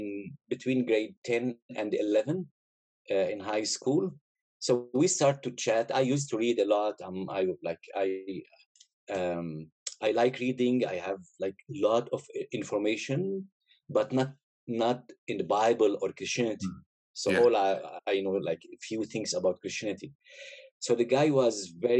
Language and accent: English; Aleppo, Aleppo Governorate, Syria; I'm originally from Syria, right? Born and raised up there. Most of my life was in Aleppo, north of Syria